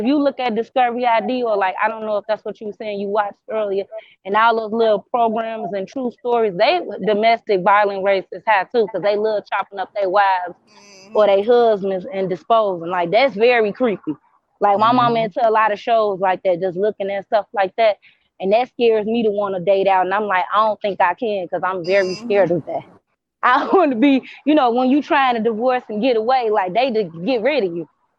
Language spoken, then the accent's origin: English; Midwest, United States; Oh, I'm from the Midwest.